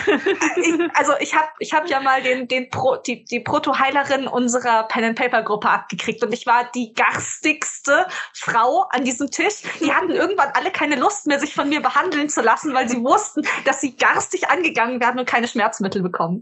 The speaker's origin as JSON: {"language": "German", "town": "Munich", "region": "Bavaria", "country": "Germany", "said": "ich komme ja aus München"}